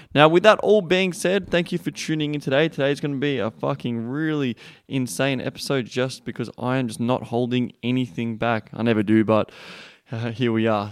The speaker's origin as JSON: {"language": "English", "country": "Australia", "said": "I'm from Australia"}